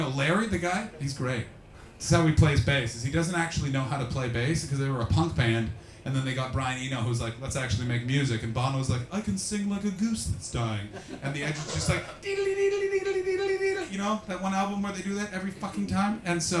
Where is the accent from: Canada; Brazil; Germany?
Canada; I'm a little nervous purely from a selfish motivation because as a Canadian, a lot of my money's been turned into pounds.